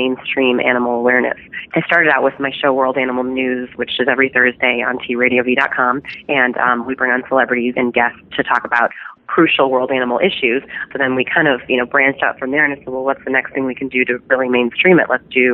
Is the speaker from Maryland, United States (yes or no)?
no; Chicago, Illinois, United States; growing up in Chicago